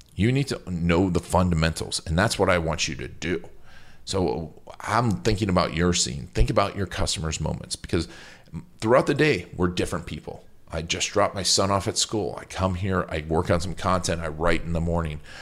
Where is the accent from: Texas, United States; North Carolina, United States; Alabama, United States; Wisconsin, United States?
Wisconsin, United States; Milwaukee; Milwaukee's my hometown